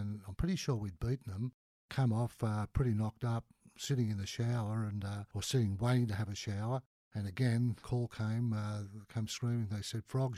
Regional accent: Sydney, New South Wales, Australia; My dad moved out here when I was two to Elanora Heights. So I grew up in Manly

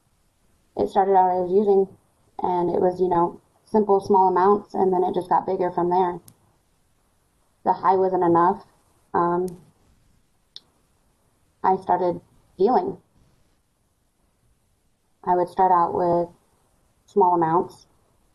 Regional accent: Scottsbluff, Nebraska, United States; I was born and raised in Scottsbluff, Nebraska.

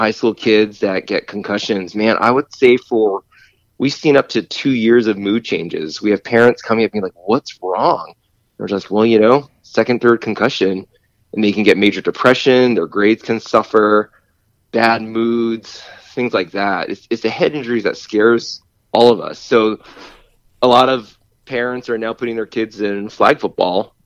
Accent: Boston, Massachusetts, United States; moved away as an adult; also born or lived in California; now in Burbank, United States; born and raised in Boston.

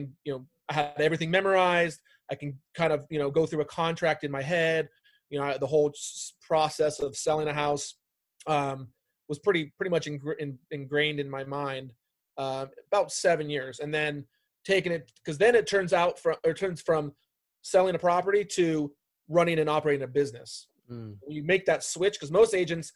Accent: Bay Area, California, United States; moved away as an adult; also born or lived in Arizona; I'm originally from the Bay Area.

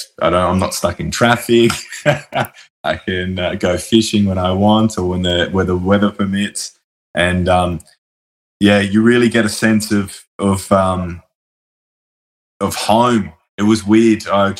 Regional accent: Sydney, New South Wales, Australia; born there; also born or lived in Brisbane / Hobart / Mount Isa; I was born in Sydney. I've lived in Brisbane and Hobart. I did a lot of growing up there and a little bit of university there.

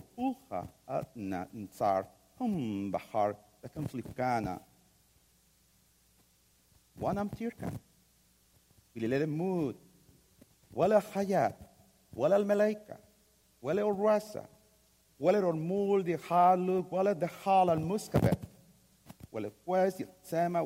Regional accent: Mexico; I am from Mexico

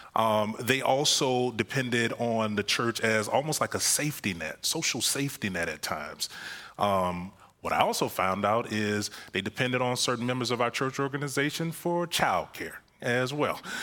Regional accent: Florida, United States; moved away; I'm from Florida

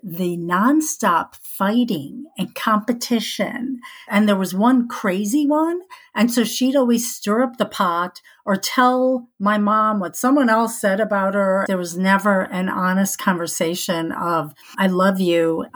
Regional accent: Skokie, Illinois, United States; moved away; also born or lived in Chicago / Arizona; I was born in Chicago, but my parents moved to Skokie, Illinois, when I was 6 months old

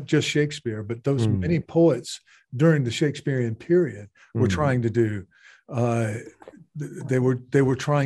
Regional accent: American South, United States; now in Japan; I'm from the American South.

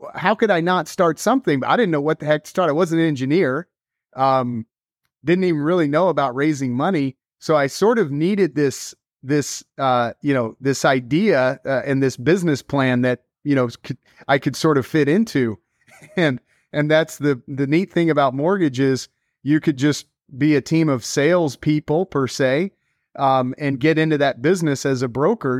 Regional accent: Dallas, Texas, United States; moved away as an adult; also born or lived in New York City; I grew up in Dallas, born and raised there

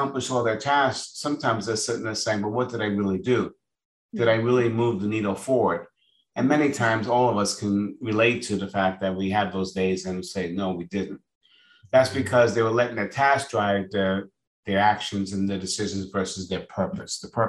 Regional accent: New York, United States; moved away as an adult; now in Florida, United States; I was born in New York. I just moved to Florida.

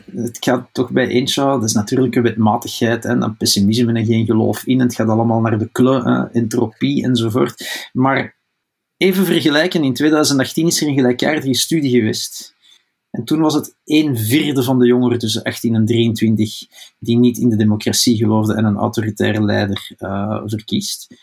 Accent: Flanders, Belgium; wij onder vertegenwoordigd zijn als Vlamingen in die regering

